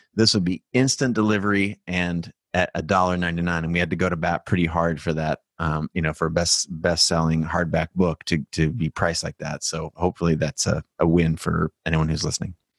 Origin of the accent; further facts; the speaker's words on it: United States; I was born in America